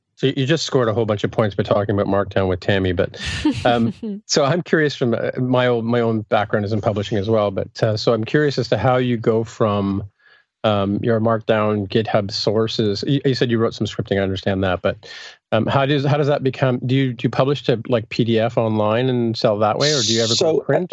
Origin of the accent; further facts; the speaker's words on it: Canada; also born or lived in England; I'm from Canada